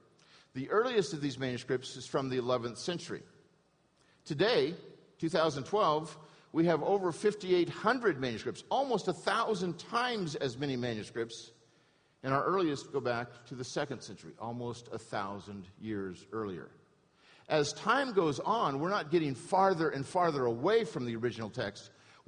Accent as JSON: {"language": "English", "town": "Newport Beach", "region": "California", "country": "United States", "tie": "born or raised there", "said": "I had a good education growing up in Newport Beach."}